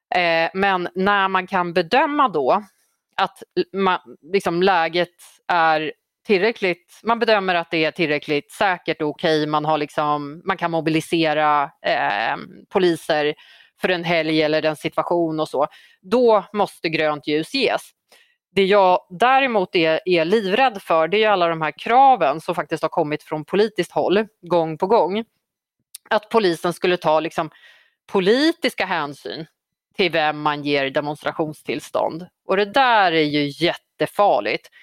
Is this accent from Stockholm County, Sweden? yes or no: no; Uppsala, Uppsala County, Sweden; Gottsunda i, eh, där jag växte upp i, i några år under tonåren